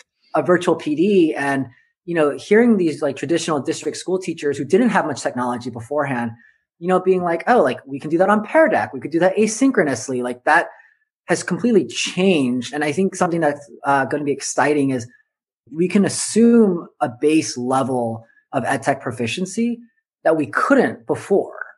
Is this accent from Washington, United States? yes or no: no; Southern California, United States; I grew up in Southern California